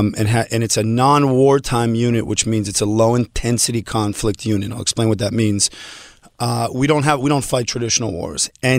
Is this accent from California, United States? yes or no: yes; Beverly Hills, California, United States; also born or lived in Montreal, Canada / Israel; I grew up here, and I grew up, I went to Beverly Vista and then Beverly Hills High School, but like I'm an L.A. kid.